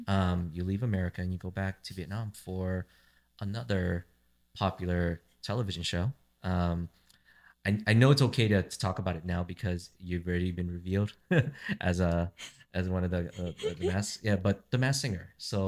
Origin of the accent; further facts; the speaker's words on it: Santa Ana, California, United States; I grew up in Santa Ana here in California, surrounded by Latin music. So it's always going to be very familiar.